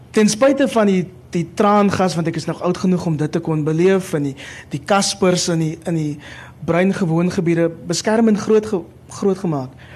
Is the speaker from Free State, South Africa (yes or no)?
no; Cape Town, Western Cape, South Africa; also born or lived in Kraaifontein; ek het in Mitchells Plain groot geword